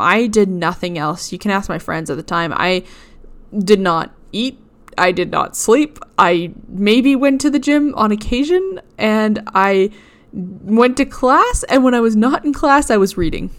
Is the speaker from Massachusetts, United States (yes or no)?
yes; Boston, Massachusetts, United States; growing up in Boston as a rather religious Christian